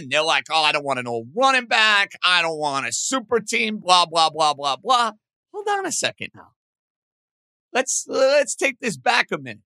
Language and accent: English; New York, United States; I'm a New Yorker through and through.